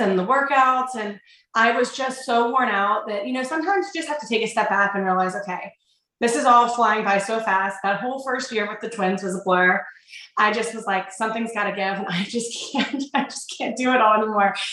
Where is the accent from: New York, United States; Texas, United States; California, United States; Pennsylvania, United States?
Pennsylvania, United States; Connellsville; also born or lived in Canonsburg, Pennsylvania; Both Mike and I grew up in um, a little town called Connellsville, Pennsylvania, which is just like an hour southeast of Pittsburgh.